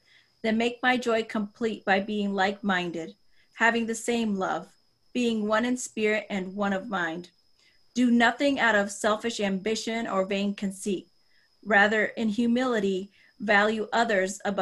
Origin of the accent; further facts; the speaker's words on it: Puerto Rico; We're Puerto Rican descent. I was born in Puerto Rico, but biracial